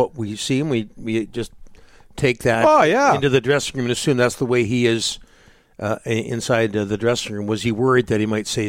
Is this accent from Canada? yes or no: yes; Vancouver, British Columbia, Canada; I grew up in Vancouver.